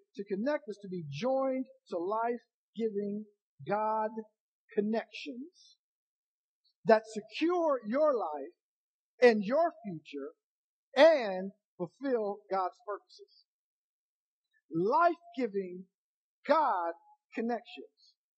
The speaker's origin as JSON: {"language": "English", "region": "Ohio", "country": "United States", "said": "I'm from Ohio"}